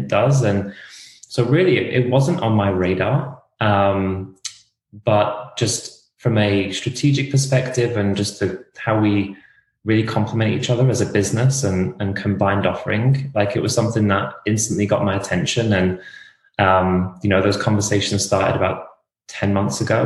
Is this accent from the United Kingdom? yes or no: yes; England, United Kingdom; moved away as an adult; now in United States; I'm not Australian. I'm from England.